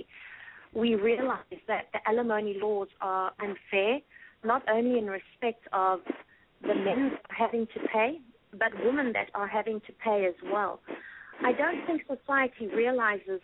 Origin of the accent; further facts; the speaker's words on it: South Africa; now in United States; my home country, South Africa